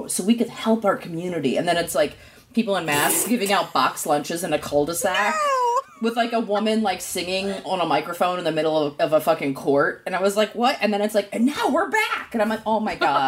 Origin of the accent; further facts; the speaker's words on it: East Coast, United States; now in California, United States; growing up on the East Coast